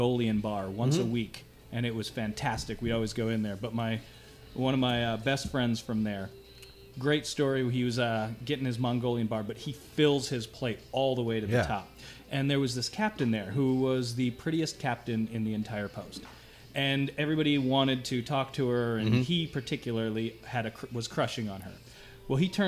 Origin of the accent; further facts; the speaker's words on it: Ivanhoe, Minnesota, United States; moved away as an adult; also born or lived in Marshall, Minnesota; now in Enterprise, United States; I'm originally from Minnesota